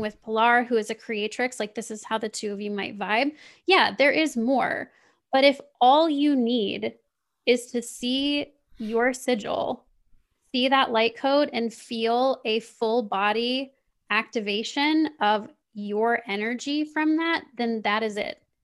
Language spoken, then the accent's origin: English; Kansas City, Missouri, United States; I grew up, I grew up in Kansas City